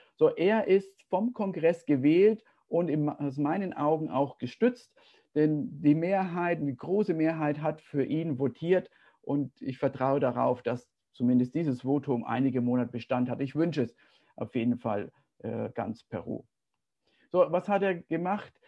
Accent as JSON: {"language": "German", "country": "Germany", "said": "als Deutscher"}